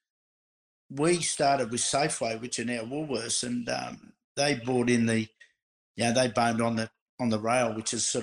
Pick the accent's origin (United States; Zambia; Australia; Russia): Australia; Bomb Beach, Victoria; I grew up in Bomb Beach in Victoria